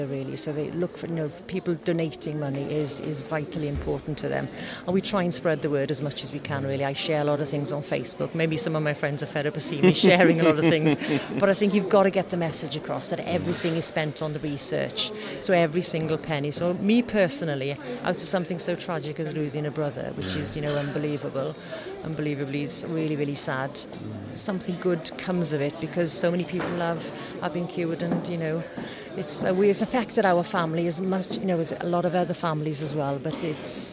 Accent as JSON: {"language": "English", "town": "Newcastle Emlyn", "region": "Wales", "country": "United Kingdom", "said": "I'm from our Newcastle Emlyn area"}